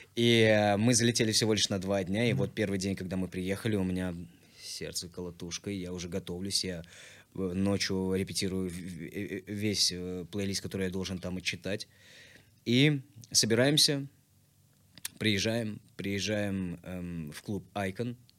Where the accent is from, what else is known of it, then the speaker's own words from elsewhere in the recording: Tashkent, Uzbekistan; moved away as an adult; also born or lived in Kurgan-Tyube, Tajikistan / Bayramaly, Turkmenistan / Almaty, Kazakhstan; now in Moscow, Russia; Мы прожили в городе Байрамалы, прожили там недолго, где-то годика четыре, а после переместились в Ташкент. Всем сердцем обожаю и люблю. И в Ташкенте я уже прожил 12 лет, отучился, там же создал группу музыкальную